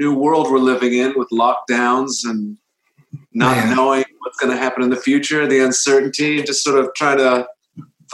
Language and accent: English; California, United States; also born or lived in England; we moved to California from England. I was about 5 years old